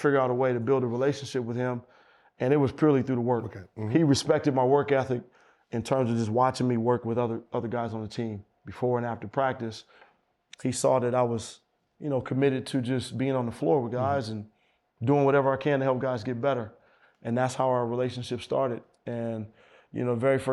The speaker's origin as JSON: {"language": "English", "town": "Oakland", "region": "California", "country": "United States", "said": "I'm from Oakland."}